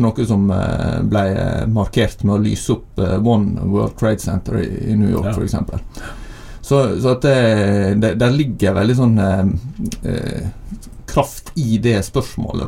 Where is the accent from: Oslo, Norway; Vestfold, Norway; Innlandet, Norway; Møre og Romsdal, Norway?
Møre og Romsdal, Norway; Søre Sunnmøre; now in Bergen, Norway; jeg kommer fra Søre Sunnmøre, da, ikke Nordre